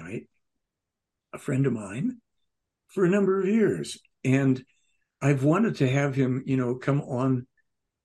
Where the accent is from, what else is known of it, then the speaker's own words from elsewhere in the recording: Chicago, Illinois, United States; moved away; I grew up in Chicago